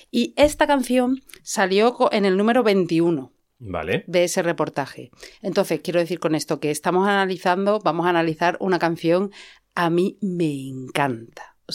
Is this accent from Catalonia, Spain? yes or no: no; Madrid, Community of Madrid, Spain; Sí, pero yo soy ochentera. Me crié en Madrid